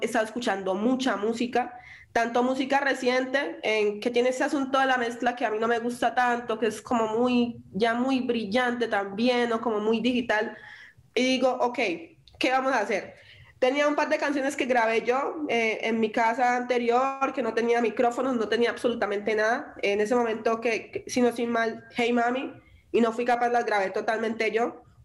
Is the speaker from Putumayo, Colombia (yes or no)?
no; Quibdó, Chocó, Colombia; now in Medellín, Colombia; mi, raíz y mi hogar es en Quibdó